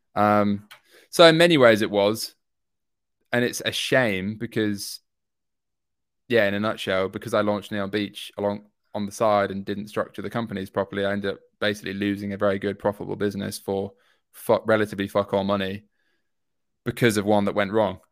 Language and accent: English; York, Yorkshire and the Humber, United Kingdom; moved away as an adult; now in London, United Kingdom; I'm from York up north